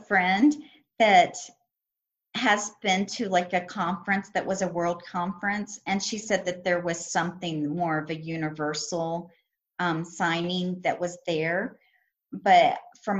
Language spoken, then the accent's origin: English; United States; also born or lived in Reno, Nevada; we're from the United States and speak English